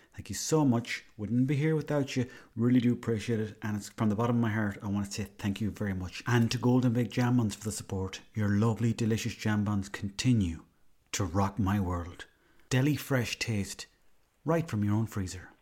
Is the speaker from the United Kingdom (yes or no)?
no; Swinford, Connacht, Ireland; I'm from there